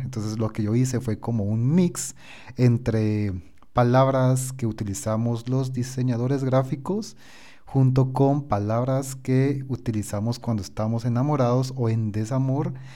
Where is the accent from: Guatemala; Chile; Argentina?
Guatemala; yo soy de Guatemala